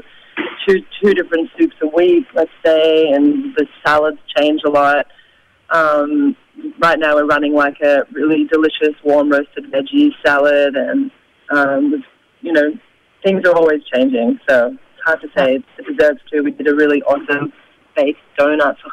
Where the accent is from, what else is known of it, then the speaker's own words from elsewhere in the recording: Australia; now in New York, United States; I'm from Australia myself